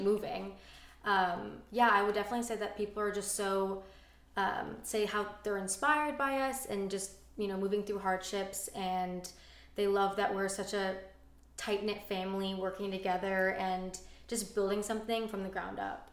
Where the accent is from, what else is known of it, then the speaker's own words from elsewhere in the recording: Orange County, California, United States; growing up in Orange County and being close to family